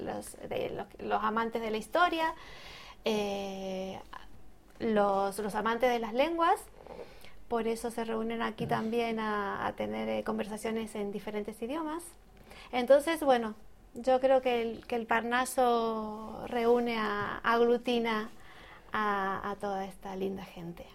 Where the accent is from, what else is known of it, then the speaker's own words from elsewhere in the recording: Argentina; moved away as an adult; now in Madrid, Spain; soy de Argentina, pero ya aquí llevo un tiempito, ¿eh? en, Madrid, hace unos 15 años más o menos